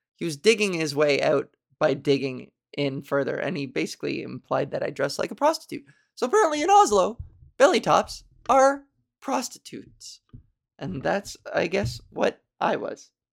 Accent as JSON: {"language": "English", "country": "Canada", "accent": "Canadian", "said": "I am so Canadian."}